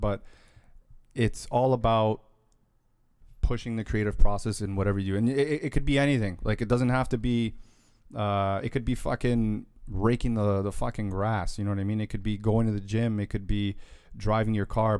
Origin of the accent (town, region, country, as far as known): Toronto, Ontario, Canada